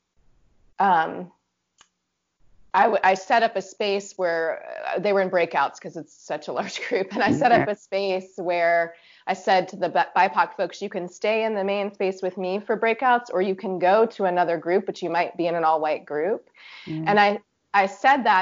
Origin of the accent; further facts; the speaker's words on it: Virginia, United States; also born or lived in Pacific Northwest; I grew up in Virginia